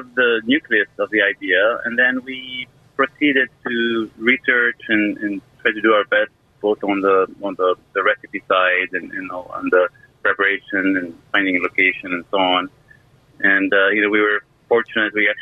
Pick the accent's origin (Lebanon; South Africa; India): Lebanon; now in Seattle, United States; we're both Syrian origin, but I grew up in Lebanon